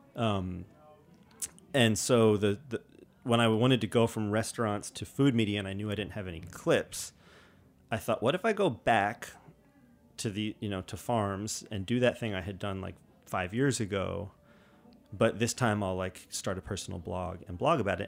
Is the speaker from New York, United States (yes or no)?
yes; New York City, New York, United States; growing up in New York City